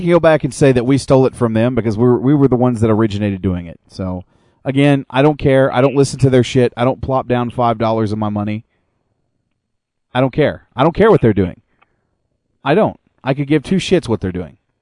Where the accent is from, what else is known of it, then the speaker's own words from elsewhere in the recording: United States; moved away as an adult; now in Calgary, Canada; I've lived in Calgary for four years. I am an American. I am not Canadian